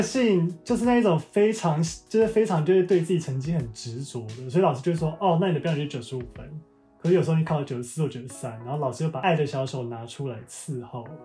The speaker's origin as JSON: {"language": "Chinese", "town": "Zhongli", "region": "Taoyuan", "country": "Taiwan", "also_born_or_lived": "New York, United States", "moved": "as an adult", "lives_now": "San Francisco, United States", "said": "我是来自桃园中立的客家人，然后目前呢，我跟我老公住在旧金山的"}